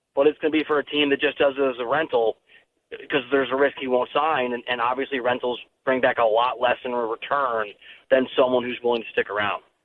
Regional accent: Iowa, United States; moved away; also born or lived in Missouri / Little Rock, Arkansas; I'm from Iowa, went to school in Missouri

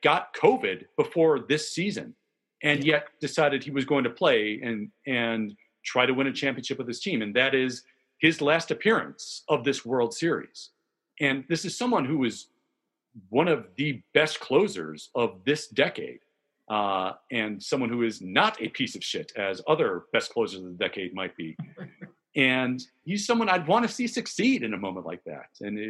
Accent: Chicago, Illinois, United States; accent: Chicago; I was debating whether or not to put my Chicago accent for that super fans moment on, but I didn't.

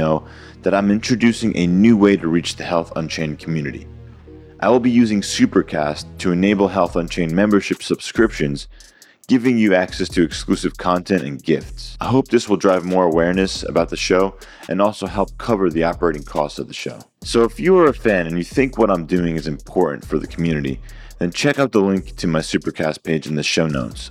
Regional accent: New Jersey, United States; I'm actually from New Jersey as well. So North Jersey

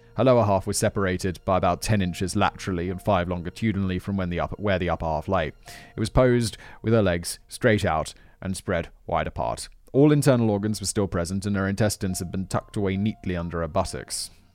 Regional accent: United Kingdom; as a British, as a Brit

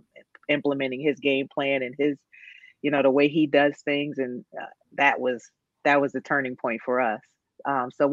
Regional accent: New Jersey, United States; my home state

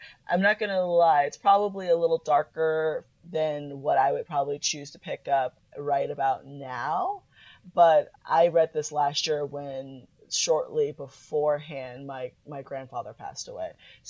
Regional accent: Florida, United States; I'm from Florida.

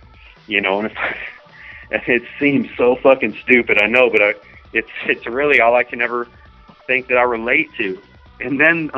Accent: Florida, United States; We're from Florida. And, you know, we're laid back people. You know that, Poppy. Like, Florida people, we're just a different breed.

